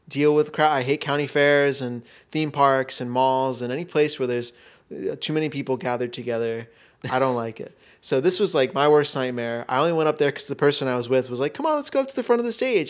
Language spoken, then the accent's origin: English; Florida, United States; moved away; growing up in Florida